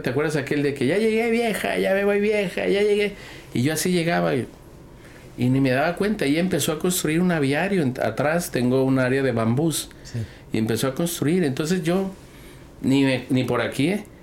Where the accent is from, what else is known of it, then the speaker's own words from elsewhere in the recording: Guadalajara, Jalisco, Mexico; yo nací en Guadalajara